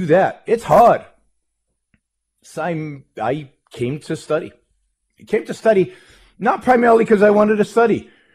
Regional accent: Israel; moved away as an adult; now in United States; I was born in Israel, raised in Israel, lived most of my early life in Israel, served in the Israeli army in military intelligence

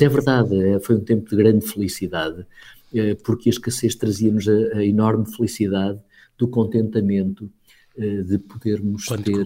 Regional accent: Portugal; como bom português que sou

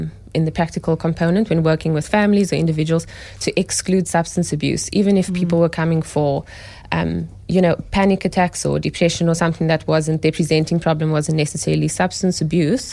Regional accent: Cape Town, Western Cape, South Africa; I grew up in Cape Town, yeah. Went to school here

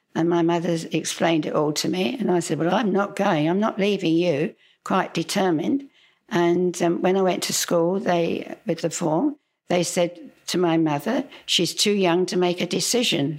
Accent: London, United Kingdom; accent: Cockney; moved away as an adult; also born or lived in Twickenham; now in Australia; I was actually born in Putney, which is, you know, a stone's throw from, um, you know, the city of London. I really am a Cockney.

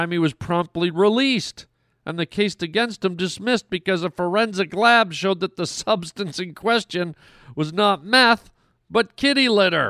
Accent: Canada; moved away; I've lived in those cold climes, my friends. I grew up in Canada.

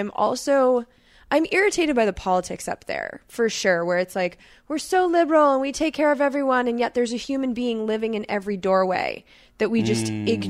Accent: Irvine, California, United States; Like I not only lived in Irvine, but I lived in Woodbridge. And so Irvine is known as a bubble.

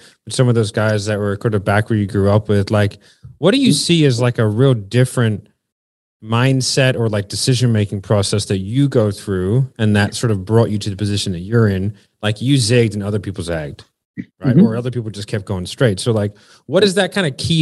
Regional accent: United States; moved away as an adult; now in Australia; I grew up in the States

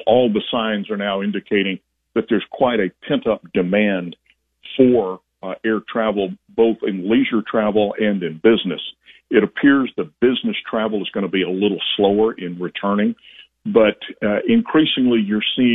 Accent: Alabama, United States; I started flying in Alabama, my hometown

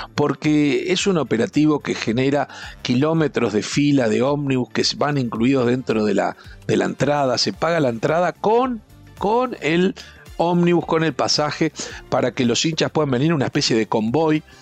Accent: Uruguay; como uruguayo, yo viajé mucho

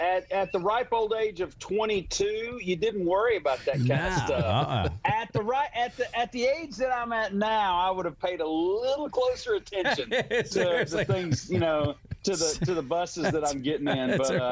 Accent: Blue Ridge, Georgia, United States; I'm from Blue Ridge.

